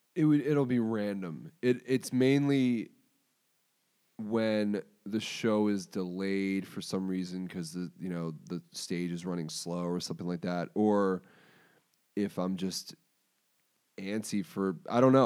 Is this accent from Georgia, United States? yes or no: no; Baltimore, Maryland, United States; moved away as an adult; also born or lived in Pennsylvania; I moved home to Baltimore.